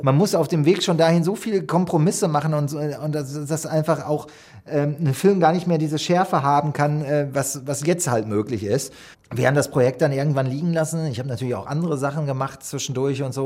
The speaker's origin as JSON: {"language": "German", "country": "Germany", "said": "wir als Deutsche"}